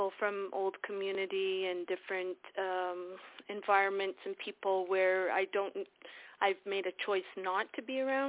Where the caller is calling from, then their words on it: Ontario, Canada; I'm calling from Ontario